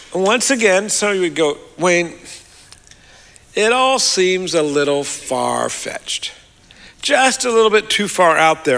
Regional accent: Australia; moved away; I'm an Australian

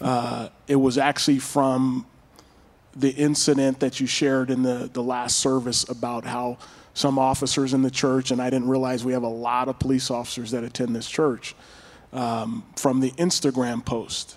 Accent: Pasadena, California, United States; I was born and raised in Pasadena, California

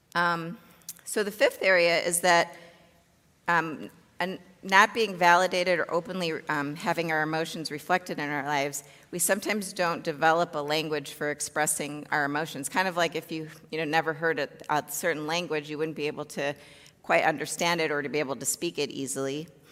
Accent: Chicago, Illinois, United States; I grew up in the south suburbs of Chicago

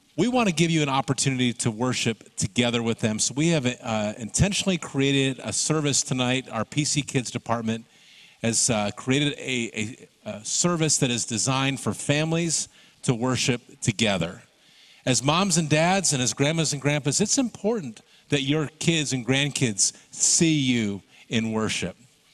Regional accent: Michigan, United States; Growing up in Michigan

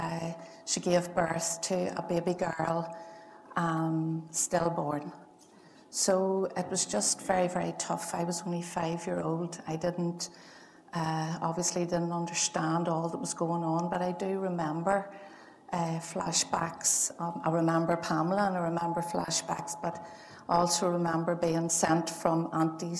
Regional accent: Lurgan, Northern Ireland, United Kingdom; I'm from Lurgan.

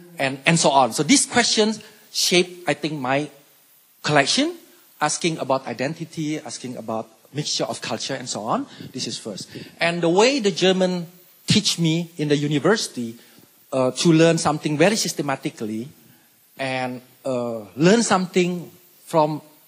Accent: Indonesia; born there; So they were born in China, but I was born in Indonesia. So that is the second culture.

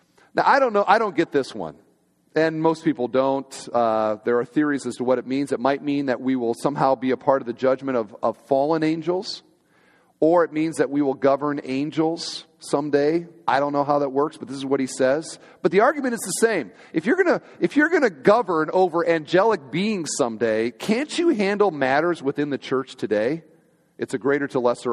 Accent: Iowa, United States; I grew up on a kind of just outside of town in one of these little subdivisions where everybody's got like an acre or two, and there's maybe 15 houses kind of out in the middle of nowhere. And I'm from Iowa

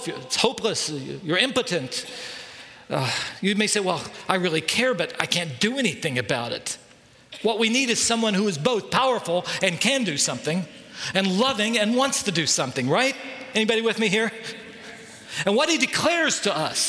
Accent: United States; we as American Christians

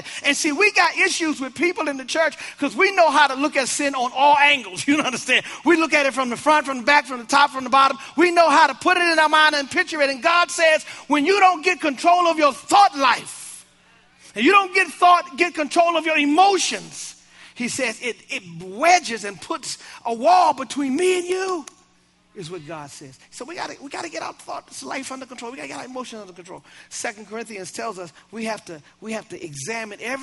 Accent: Baltimore, Maryland, United States; I'm from Baltimore.

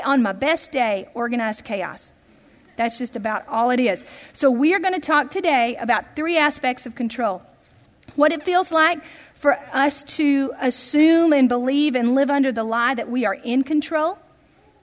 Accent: Tennessee, United States; growing up in Tennessee

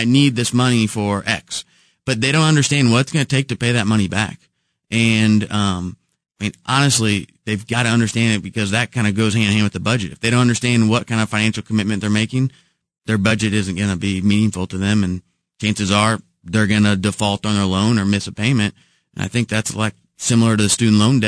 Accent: Kansas City, Missouri, United States; It's Kansas City. I grew up in the Waldo neighborhood

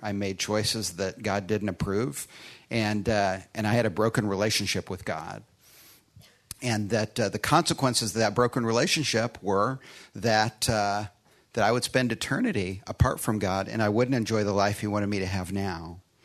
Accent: Chicago, Illinois, United States; born or raised there; moved away; also born or lived in Austin, Texas

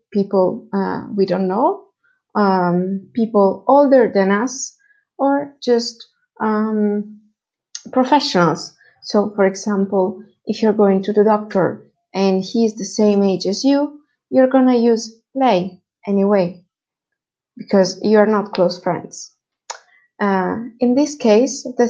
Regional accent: Italy; first language Italian; English is a second language; I'm also an Italian native speaker

